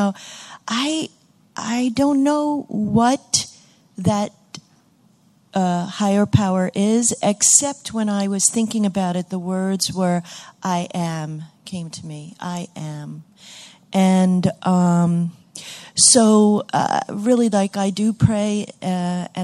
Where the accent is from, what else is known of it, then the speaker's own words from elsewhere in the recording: Great Barrington, Massachusetts, United States; I'm from Great Barrington, Massachusetts